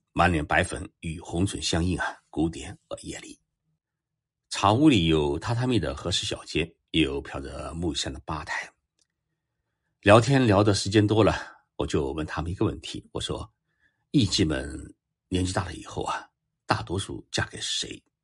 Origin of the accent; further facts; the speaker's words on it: China; 我们中国人